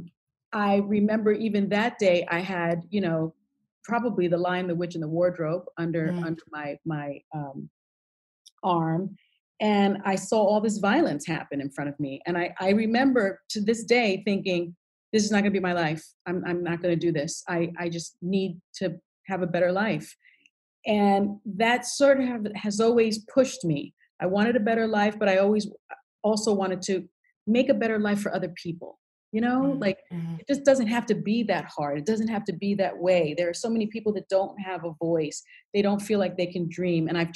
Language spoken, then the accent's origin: English; New York City, New York, United States; I grew up in the South Bronx in public housing